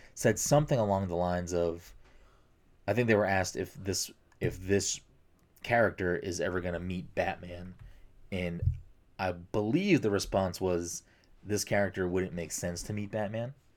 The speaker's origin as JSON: {"language": "English", "town": "Chelsea", "region": "Massachusetts", "country": "United States", "tie": "born or raised there", "said": "in my town growing up in Chelsea"}